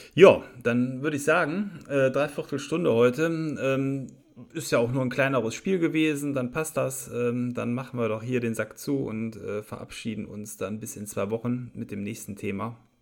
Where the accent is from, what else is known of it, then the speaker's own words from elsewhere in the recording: Viersen, North Rhine-Westphalia, Germany; hier in meiner Heimatstadt, dem Eier mit Speck Festival äh, in Viersen